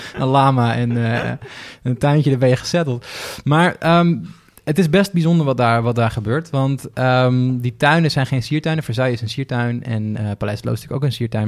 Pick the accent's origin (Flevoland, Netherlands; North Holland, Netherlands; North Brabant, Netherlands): Flevoland, Netherlands; Ik kom zelf uit Flevoland, de hele provincie die is opgezet om, daar boeren neer te zetten